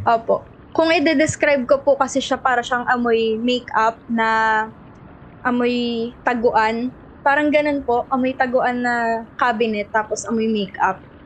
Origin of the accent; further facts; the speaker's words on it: Rosario, Calabarzon, Philippines; So, from Cavite po ako. Rosario, Cavite